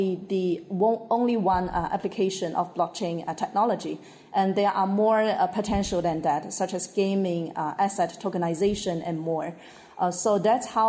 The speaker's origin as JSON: {"language": "English", "region": "Guangdong", "country": "China", "tie": "born or raised there", "second_language": "English", "said": "I was born and raised in Guangdong, China"}